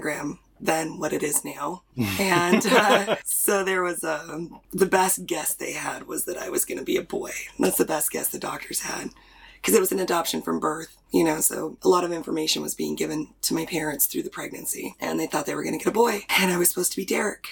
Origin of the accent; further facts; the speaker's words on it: Pacific Northwest, United States; now in East Coast, United States; I grew up in the Pacific Northwest